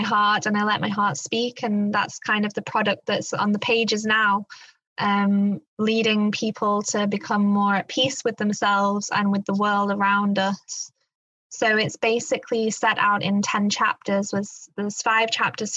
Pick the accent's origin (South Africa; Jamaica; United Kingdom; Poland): United Kingdom; England; now in Black Forest, Germany; I was brought up in England, but my grandparents lived in the Black Forest, where I now live